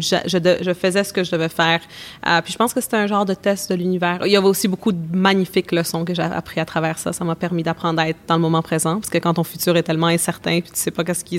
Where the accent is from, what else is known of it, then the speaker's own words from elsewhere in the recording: Canada; also born or lived in Bolivia; je suis née au Canada mais mes parents sont sont de Bolivie